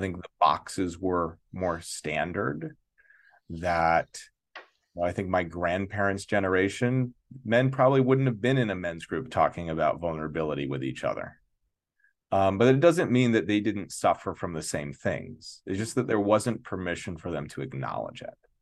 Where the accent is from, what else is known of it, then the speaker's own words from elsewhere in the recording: Santa Fe, New Mexico, United States; now in New York City, United States; I grew up in Santa Fe, New Mexico, very progressive town